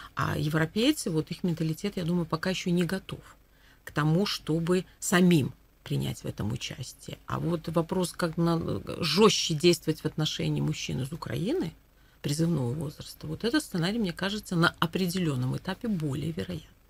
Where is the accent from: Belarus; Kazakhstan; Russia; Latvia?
Belarus